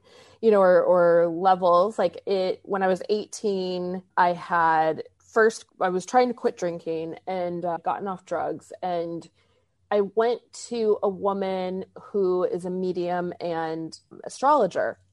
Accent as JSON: {"language": "English", "region": "Arizona", "country": "United States", "tie": "born or raised there", "said": "I grew up in Arizona"}